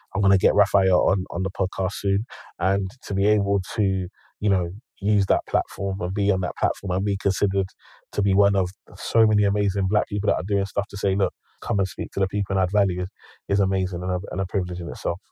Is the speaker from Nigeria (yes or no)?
yes; Nigeria; I'm Nigerian